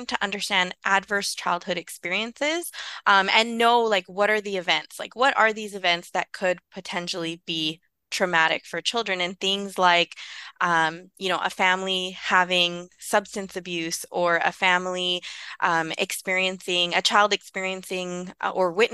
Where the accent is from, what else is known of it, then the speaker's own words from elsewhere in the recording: Vancouver, British Columbia, Canada; I grew up in East Vancouver